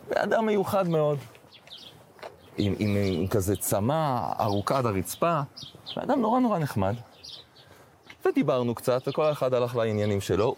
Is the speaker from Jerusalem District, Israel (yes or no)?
yes; Jerusalem, Jerusalem District, Israel; moved away as an adult; also born or lived in Scotland; אני לא אחד שמתרגש מירושלים, כי גדלתי פה